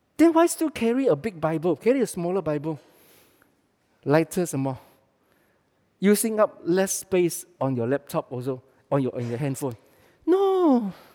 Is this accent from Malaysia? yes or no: yes; Malaysia; we are Malaysian.